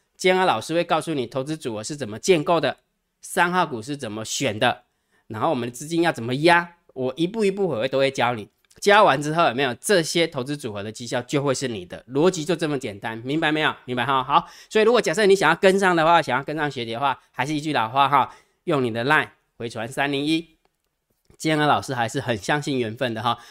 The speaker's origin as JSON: {"language": "Chinese", "country": "Taiwan"}